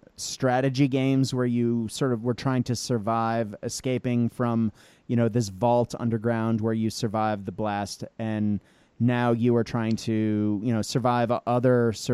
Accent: Boston, Massachusetts, United States; my hometown of Boston

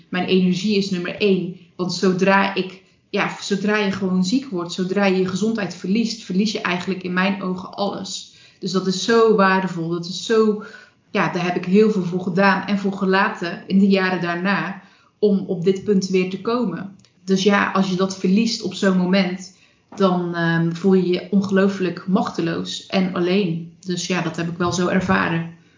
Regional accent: Zeelandic Flanders, Netherlands; moved away as an adult; also born or lived in Breda; ik kom uit Zeeuws-Vlaanderen. Ik heb me daar nooit echt thuis gevoeld

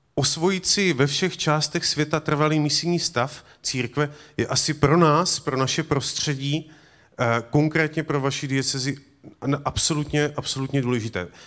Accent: Moravia, Czechia; U nás na Moravě

